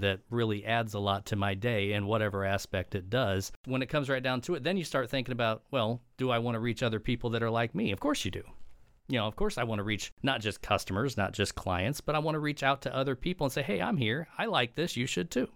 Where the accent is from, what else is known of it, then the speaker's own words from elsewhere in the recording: Edwardsville, Illinois, United States; also born or lived in Missouri; I'm originally from the Saint Louis area, born and raised in Edwardsville, which is Metro East